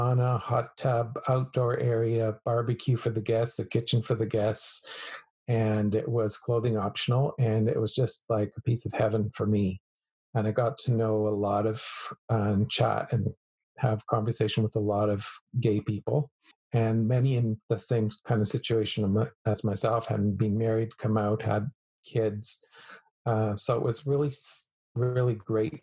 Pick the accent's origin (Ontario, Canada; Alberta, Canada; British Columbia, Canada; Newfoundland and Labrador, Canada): Alberta, Canada; moved away as an adult; also born or lived in Calgary / Vancouver / Kelowna; me growing up in Alberta